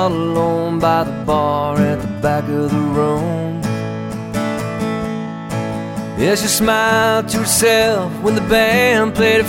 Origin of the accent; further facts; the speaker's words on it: Vermont, United States; moved away; also born or lived in Boston; I'm originally from Vermont. Been in the Boston music scene for a lot of years. Started here in the early 90s.